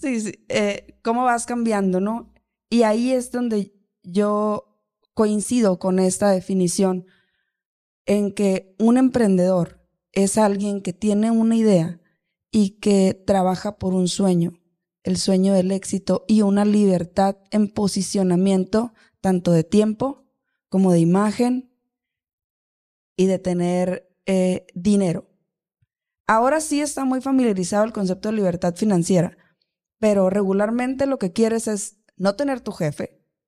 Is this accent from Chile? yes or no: no; Los Mochis, Sinaloa, Mexico; now in Hermosillo, Mexico; soy de Los Mochis, Sinaloa, yo no soy de acá, de Hermosillo, de Sonora